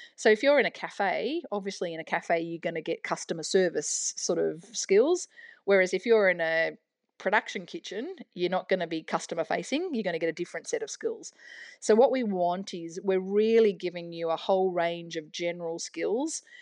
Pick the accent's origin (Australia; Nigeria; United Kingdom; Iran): Australia; New South Wales; also born or lived in Canberra; now in Melbourne, Australia; I'm from New South Wales originally